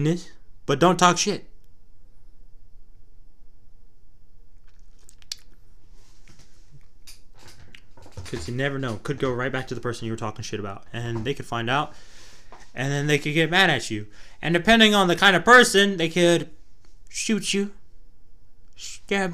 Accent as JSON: {"language": "English", "region": "Texas", "country": "United States", "accent": "Texas twang", "said": "I'm from Texas. I have a Texas twang, a little twangy twang twang"}